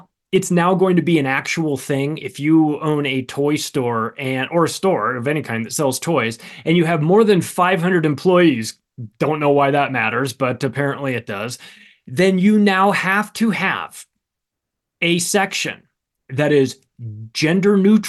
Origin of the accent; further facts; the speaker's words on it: California, United States; my home state of California.